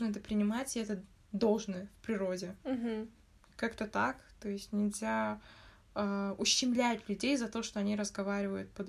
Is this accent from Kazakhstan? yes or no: yes; Kazakhstan; Мы все казахи, но мы можем обзывать другого мамбетом просто из-за того, что он разговаривает на родном языке.